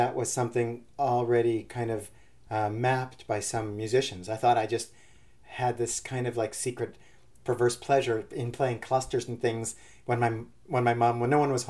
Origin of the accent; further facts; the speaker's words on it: Winnipeg, Manitoba, Canada; moved away as an adult; now in Toronto, Canada; I'm from Winnipeg, but I came here, I came here when I was 20